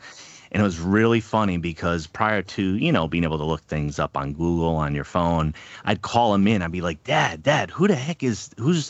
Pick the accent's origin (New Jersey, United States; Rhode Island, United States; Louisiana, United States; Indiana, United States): Rhode Island, United States; Pawtucket; I'm from Pawtucket, Rhode Island, just outside